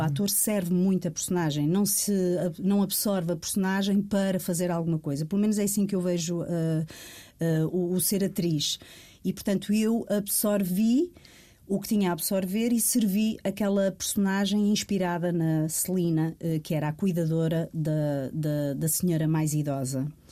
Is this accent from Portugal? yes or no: yes; Rio Tinto, Porto District, Portugal; eu sou de Rio Tinto, do Porto